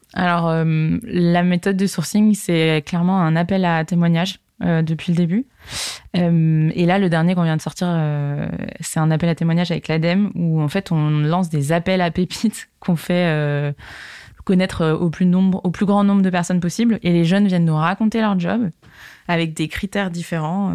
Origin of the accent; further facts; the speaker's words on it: Segré, Pays de la Loire, France; moved away as an adult; also born or lived in Paris; je suis originaire de Segré, une petite ville dans le Maine-et-Loire, à côté d'Angers